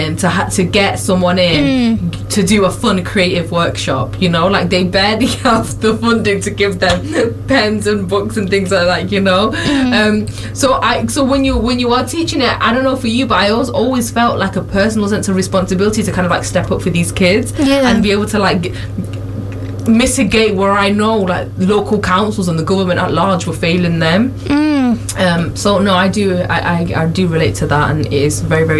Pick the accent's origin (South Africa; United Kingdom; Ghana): United Kingdom; Manchester, North West England; I grew up in Longside. I went to school in Fallowfield